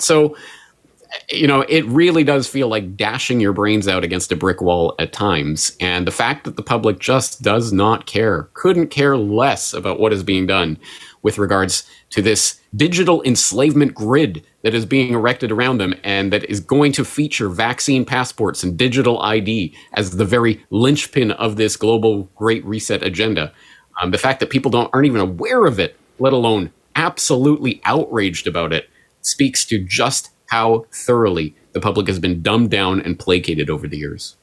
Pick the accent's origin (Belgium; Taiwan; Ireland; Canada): Canada; now in Japan; as a Canadian in Japan